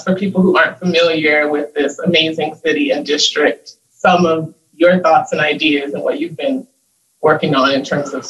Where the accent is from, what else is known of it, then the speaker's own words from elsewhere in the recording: Miami, Florida, United States; my lovely hometown, City of Miami.